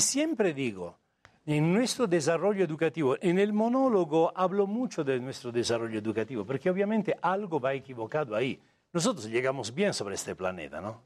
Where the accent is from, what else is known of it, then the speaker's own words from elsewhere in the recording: Italy; Spanish is a second language; moved away as an adult; also born or lived in India; now in Mexico; Soy italiano de nacimiento